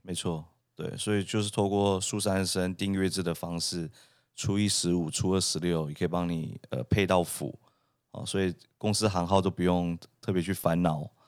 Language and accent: Chinese; Taiwan; also born or lived in Canada; 它非常代表我们台湾人的一个文化